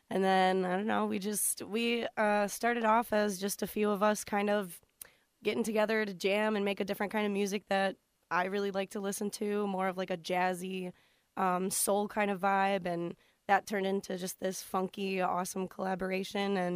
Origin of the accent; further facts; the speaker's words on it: Rockford, Illinois, United States; now in Kenosha, United States; Um, most of them are, but I am from Rockford, Illinois.